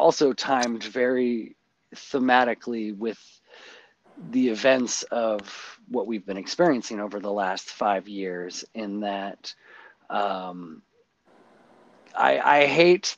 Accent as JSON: {"language": "English", "town": "Port Angeles", "region": "Washington", "country": "United States", "tie": "born or raised there", "said": "I grew up here in Washington"}